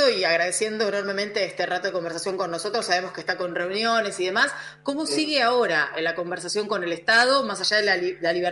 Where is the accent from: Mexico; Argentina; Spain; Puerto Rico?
Argentina; Junín, Buenos Aires Province; yo soy de Junín.